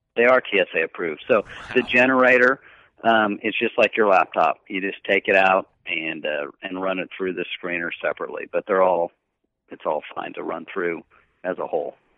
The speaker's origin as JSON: {"language": "English", "region": "Kansas", "country": "United States", "tie": "born or raised there", "said": "I grew up in Kansas"}